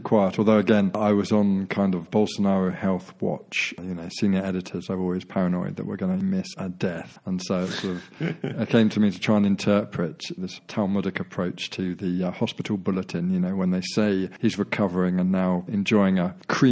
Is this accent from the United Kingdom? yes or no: yes; London, United Kingdom; I was born in Farnborough, which is basically a suburb of London, southeast London.